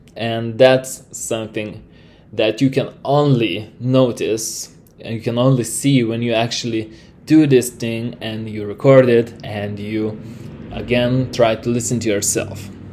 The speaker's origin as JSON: {"language": "English", "country": "Lithuania", "first_language": "Lithuanian", "second_language": "English", "said": "I am from Lithuania"}